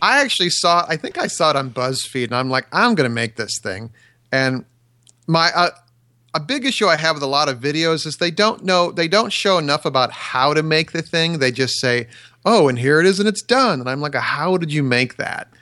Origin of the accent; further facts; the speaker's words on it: Wisconsin, United States; I grew up in Wisconsin, so maybe it's a Wisco thing